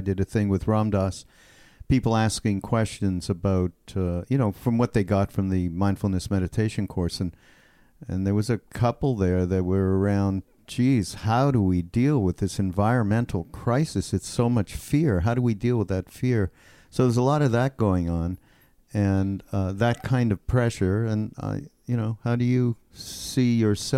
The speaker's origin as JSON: {"language": "English", "country": "Canada", "said": "I'm from Canada. I'm Canadian"}